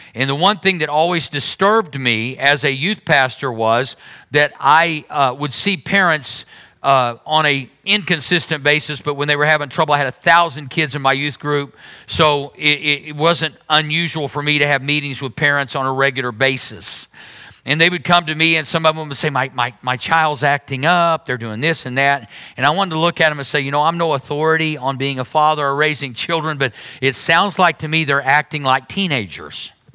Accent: Berry Hill, United States; I grew up in Berry Hill

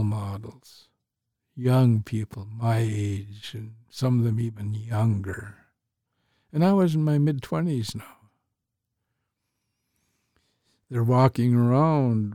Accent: St'at'imc, British Columbia, Canada; I'm Statliam

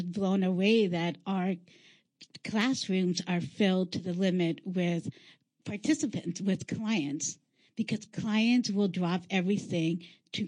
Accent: Los Angeles, California, United States; moved away; I am a transplant from Los Angeles, California

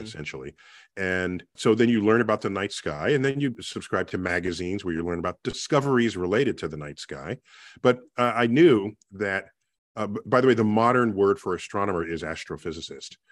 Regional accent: New York City, New York, United States; growing up in the Bronx

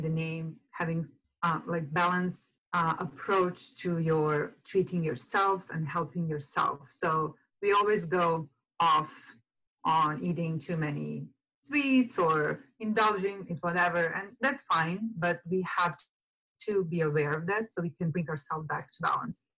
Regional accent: Serbia; moved away as an adult; now in San Diego, United States; I'm actually from Europe, from Serbia, and I came to live here in San Diego in end of 2012.

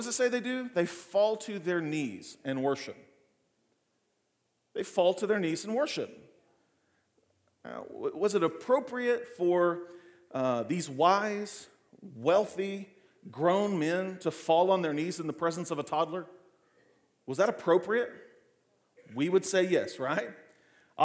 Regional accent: Clinton, United States; growing up in Clinton

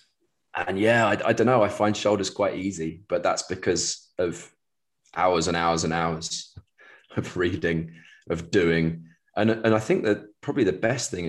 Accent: England, United Kingdom; as an Englishman working in the US with baseball teams

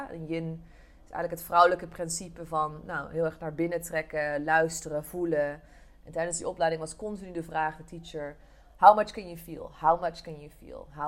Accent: Eindhoven, North Brabant, Netherlands; Ik kom oorspronkelijk uit Eindhoven, eh, dus eh, geboren en ehm, getogen Brabant, al hoor je dat niet echt terug.

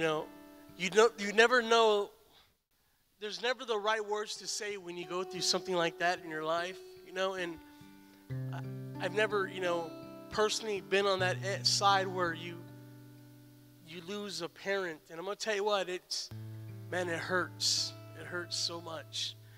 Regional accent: San Antonio, Texas, United States; moved away; also born or lived in Stryker, Ohio; I'm from San Antonio

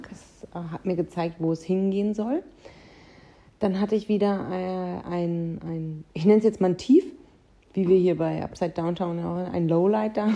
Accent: North Rhine-Westphalia, Germany; ich komme aus dem Münsterland.

